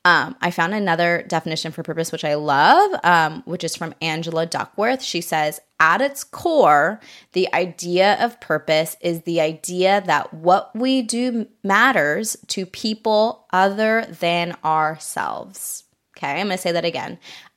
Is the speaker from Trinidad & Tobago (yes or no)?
no; Japan; now in United States; I grew up in Japan. It's so much more walkable there.